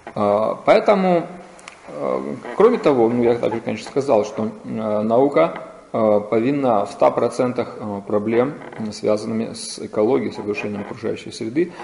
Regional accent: Vladivostok, Primorsky Krai, Russia; я из Владивостока

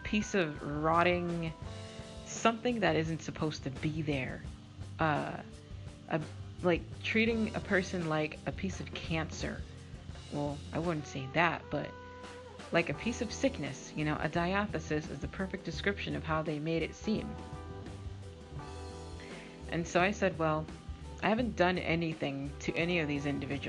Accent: Massachusetts, United States; I'm from Massachusetts or New England. We're very, very strong with our words.

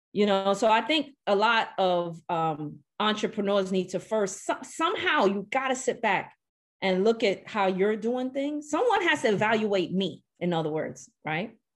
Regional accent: New York City, New York, United States; moved away; I grew up in Brooklyn, New York

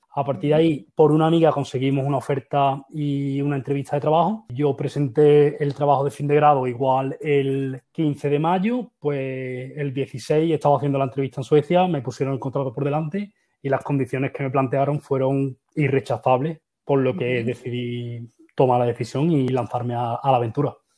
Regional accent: Seville, Andalusia, Spain; moved away as an adult; also born or lived in Valencia; now in Sweden; Yo soy de Sevilla, estudié en Valencia

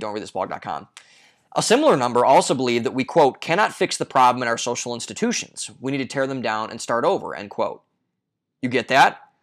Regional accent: Ohio, United States; my home state of Ohio

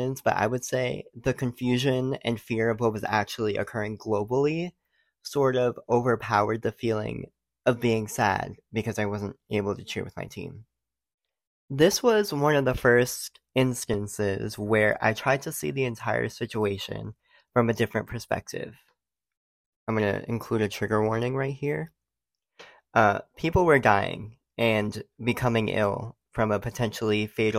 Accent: Rhode Island, United States; moved away as an adult; also born or lived in Knoxville, Tennessee; I did 9 years of competitive cheer in my home state, Rhode Island

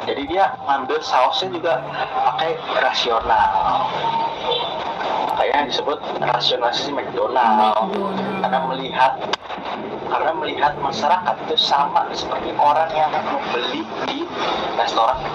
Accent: South Korea; Indonesian is a second language; saya orang Korea saya akui orang Korea adalah individualis

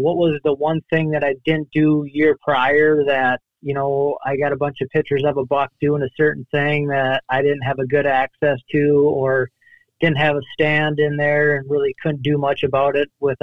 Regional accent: La Crosse, Wisconsin, United States; I'm from La Crosse, Wisconsin, kind of right on the Mississippi

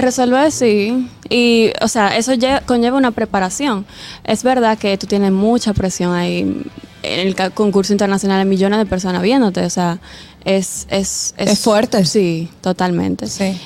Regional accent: Santiago de los Caballeros, Santiago, Dominican Republic; yo soy de Santiago.

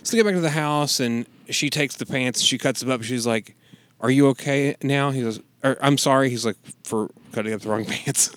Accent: Kentucky, United States; we're from Kentucky

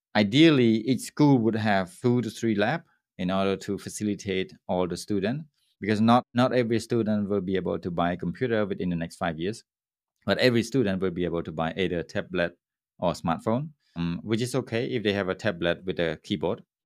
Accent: Cambodia; my hometown with a seven thousand people's, uh, population on an island.

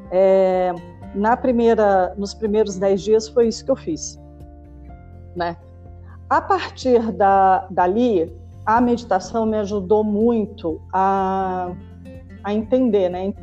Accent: Brasília, Federal District, Brazil; born there; now in São Paulo, Brazil; apaixonada por São Paulo, apesar de ter nascido em Brasília. Mas já estou aqui há muito mais tempo do que na minha cidade natal, né?

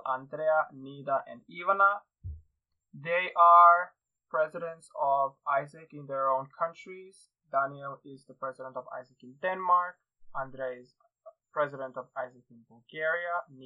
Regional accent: Serbia; now in Iceland; I'm not from Iceland, but I'm from Serbia

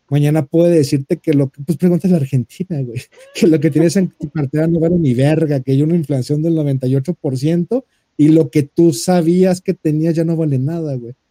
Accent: Mexico; somos mexicanos, somos chingones y mandamos ayuda en cuanto hay un terremoto

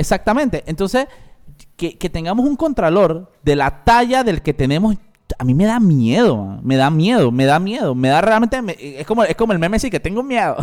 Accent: La Chorrera, Panamá Oeste, Panama; yo soy chorrerano, yo nací en Chorrera, mi familia de, de Playa Leona

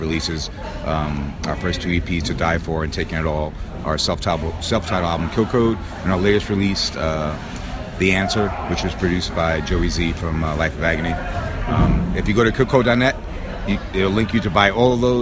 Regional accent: New York City, New York, United States; I'm from New York City

